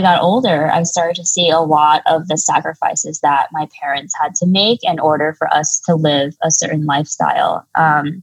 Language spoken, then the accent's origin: English; United States; also born or lived in China; my dad came to bring me to the United States when I was 1 year old